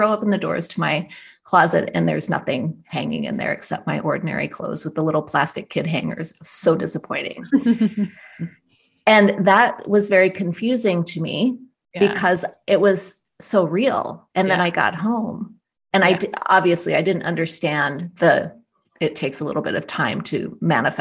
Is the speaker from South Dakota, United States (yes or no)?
yes; South Dakota, United States; my family had a very, very rustic cabin in the Black Hills where I grew up in South Dakota